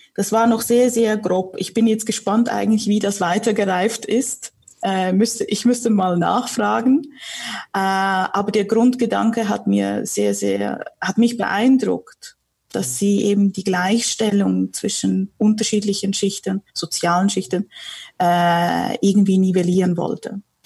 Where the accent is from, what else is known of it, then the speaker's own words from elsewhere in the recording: Switzerland; also born or lived in Warsaw, Poland; ich bin im Familienunternehmen groß geworden in der Schweiz.